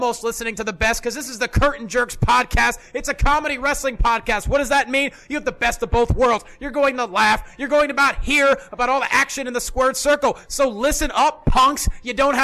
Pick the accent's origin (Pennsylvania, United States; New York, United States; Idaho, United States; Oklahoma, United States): Pennsylvania, United States; Lehigh Valley; I grew up in the Lehigh Valley of Pennsylvania